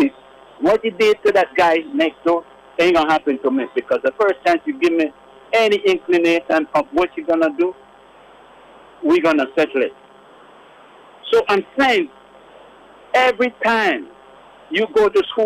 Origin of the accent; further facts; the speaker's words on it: Dominica; moved away; I'm from Dominica